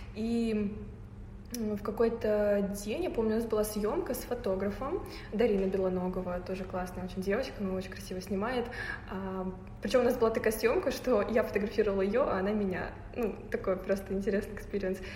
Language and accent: Russian; Naberezhnye Chelny, Tatarstan, Russia; now in Moscow, Russia; я из эм, региона, так сказать, республики Татарстан, э, город Набережной Челны